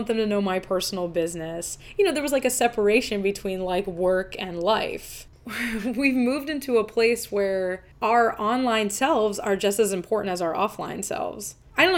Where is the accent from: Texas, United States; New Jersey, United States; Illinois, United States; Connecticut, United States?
New Jersey, United States; I'm from New Jersey